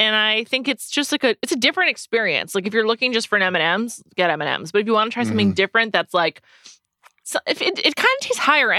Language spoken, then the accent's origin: English; New York, United States; 917 for life. I'm from New York.